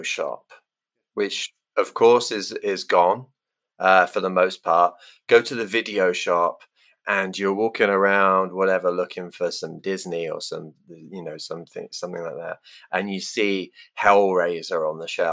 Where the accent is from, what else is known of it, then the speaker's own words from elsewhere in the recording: England, United Kingdom; I'm English